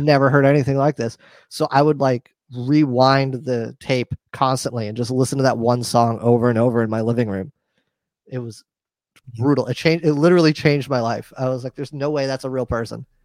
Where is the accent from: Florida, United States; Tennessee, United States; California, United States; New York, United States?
New York, United States; I grew up in New York